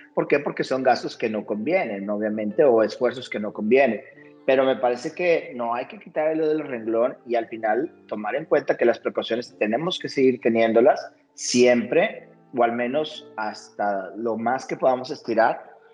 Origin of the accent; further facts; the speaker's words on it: Monterrey, Nuevo León, Mexico; como sociedad mexicana, incluso hasta como regia